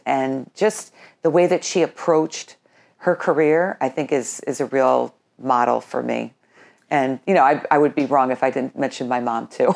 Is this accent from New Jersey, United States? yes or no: no; Colonie, New York, United States; moved away as an adult; now in Burnt Hills, United States; my whole family, uh, growing up in Colony, we all worked for the town of Colony